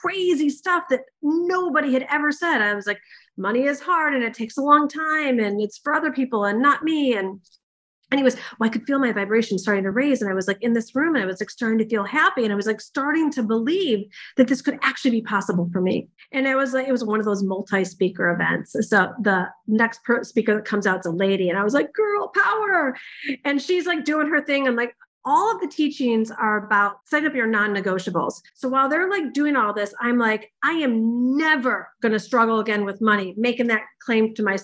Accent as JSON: {"language": "English", "region": "Michigan", "country": "United States", "said": "I'm from Michigan"}